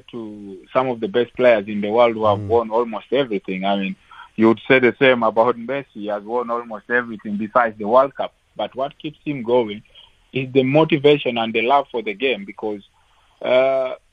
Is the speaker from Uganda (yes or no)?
yes; Uganda; English is a second language; now in South Africa; I came from from from Uganda. I came to South Africa and mm. played for SuperSport for mm. for four years